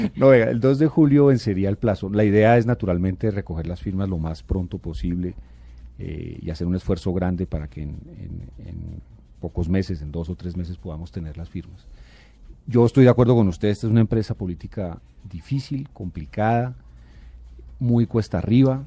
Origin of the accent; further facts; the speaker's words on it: Bogotá, Colombia; yo nací en Bogotá y yo aspiro a morir en esta ciudad que es la mía.